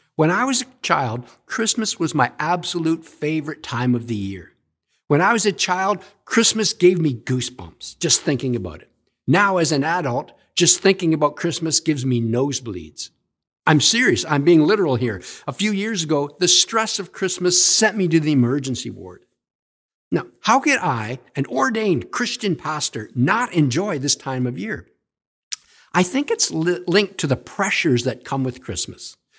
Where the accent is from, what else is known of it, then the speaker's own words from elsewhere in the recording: Stratford, Ontario, Canada; I was raised in Stratford, Ontario